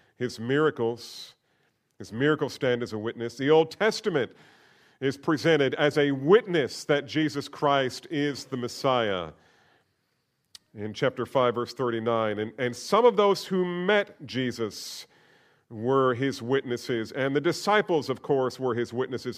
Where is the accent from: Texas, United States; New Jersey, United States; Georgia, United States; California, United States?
New Jersey, United States; Trenton; I was born in Trenton, New Jersey